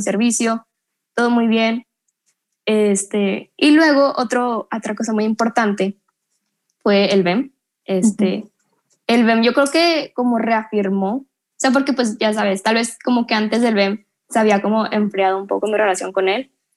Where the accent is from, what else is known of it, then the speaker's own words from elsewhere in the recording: Monterrey, Nuevo León, Mexico; Soy de Monterrey, 100% regia.